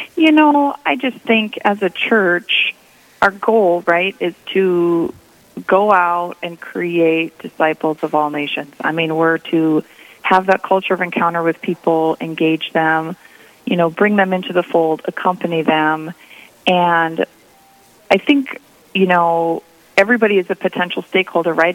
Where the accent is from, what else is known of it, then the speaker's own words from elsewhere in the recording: East Grand Forks, Minnesota, United States; also born or lived in Mankato, Minnesota; I grew up in Northwest Minnesota, um, in East Grand Forks, and in the Diocese of Crookston